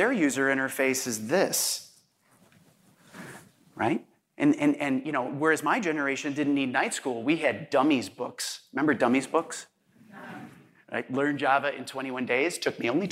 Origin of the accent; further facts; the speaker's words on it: Chicago, Illinois, United States; as a Chicagoan